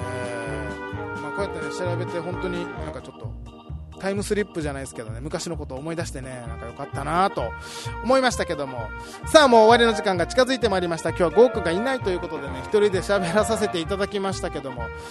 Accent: Okinawa, Japan; now in Tokyo, Japan

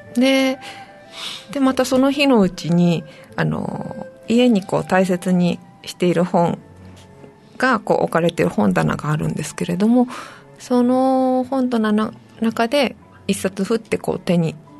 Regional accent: Saitama, Japan; moved away as an adult; also born or lived in Tokyo; now in Nago, Japan; 出身は埼玉です

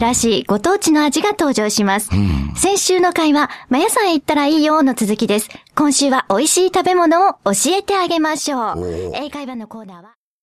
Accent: Kobe, Hyogo, Japan; accent: Kobe dialect (神戸弁); 今日は特別に神戸でいつも使っている言葉でいきます。

